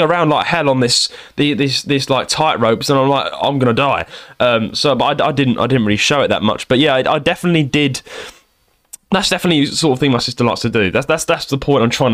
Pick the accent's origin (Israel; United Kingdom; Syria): United Kingdom; also born or lived in London / Kent; I'm from London and Kent, that area.